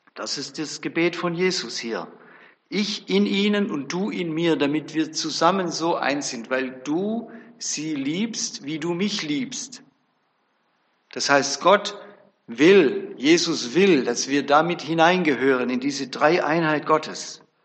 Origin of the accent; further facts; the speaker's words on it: Bebenhausen, Baden-Württemberg, Germany; Ich komme aus Bebenhausen, so ein kleines Dörfle bei Tübingen